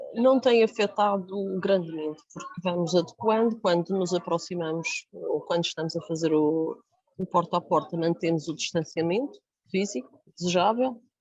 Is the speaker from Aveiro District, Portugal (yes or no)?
no; Jardim do Mar, Madeira, Portugal; o Jardim do Mar, que é de onde eu sou